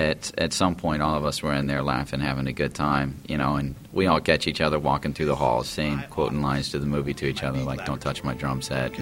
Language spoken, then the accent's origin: English; Atlanta, Georgia, United States; I'm originally from Atlanta, Georgia. I'm 28 years old, currently United States Marine Corps.